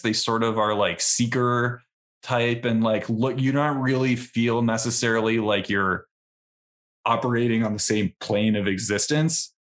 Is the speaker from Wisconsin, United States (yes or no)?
yes; Milwaukee, Wisconsin, United States; I grew up in Milwaukee, Wisconsin